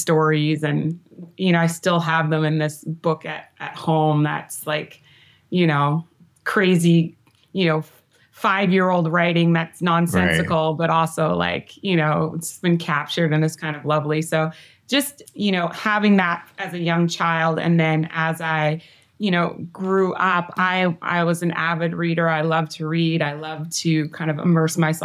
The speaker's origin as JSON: {"language": "English", "town": "Victoria", "region": "British Columbia", "country": "Canada", "tie": "born or raised there", "moved": "yes", "said": "I grew up on Vancouver Island, which is a little island outside of Vancouver proper, in a town called Victoria, which is the capital of British Columbia, where I'm from"}